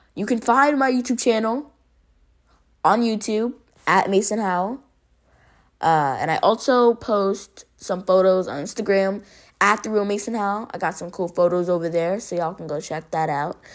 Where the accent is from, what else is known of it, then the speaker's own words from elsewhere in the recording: Jamaica; I'm Jamaican